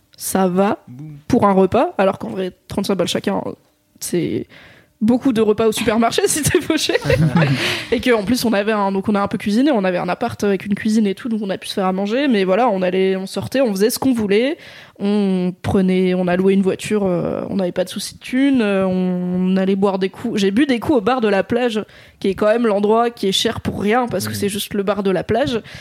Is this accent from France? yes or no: yes; Drôme, Auvergne-Rhône-Alpes, France; dans la Drôme là où j'ai grandi